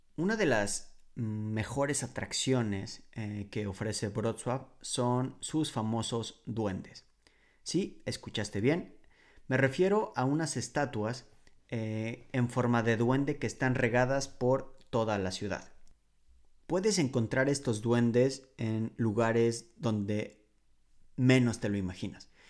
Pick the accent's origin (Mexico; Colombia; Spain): Mexico; Mexico City; moved away as an adult; now in Poland; la Ciudad de México, por ejemplo, de donde yo soy originario